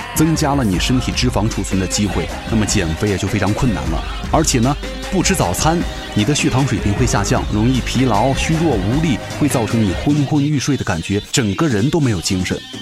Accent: China; 对于我们中国人来说

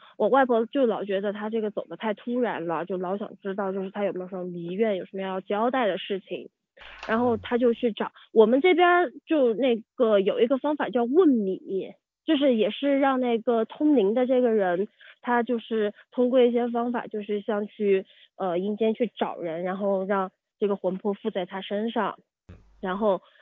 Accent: Yunnan, China; 我是云南人

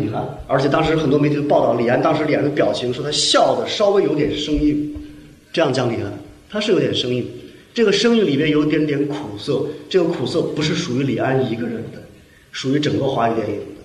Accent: China; 我们中国人民

